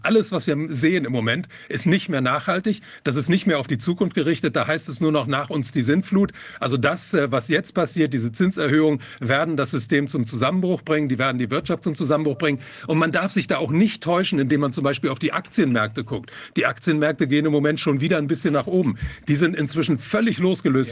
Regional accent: Germany; hier bei uns in Deutschland

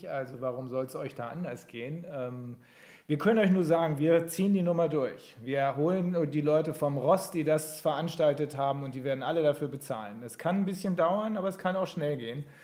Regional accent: Bremen, Germany; ich komme äh, nicht aus Göttingen, aber da arbeite ich, ich komme aus Bremen

